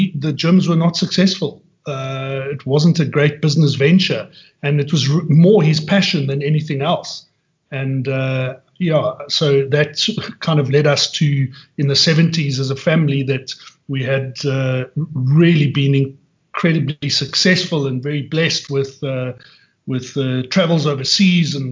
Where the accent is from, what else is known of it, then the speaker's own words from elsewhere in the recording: Johannesburg, Gauteng, South Africa; also born or lived in Benoni / North Riding; born and bred in Johannesburg and have lived here literally my entire life